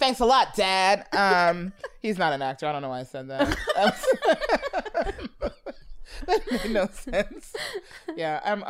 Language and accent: English; New York City, New York, United States; From New York. Okay. We're from Brooklyn. We're from here.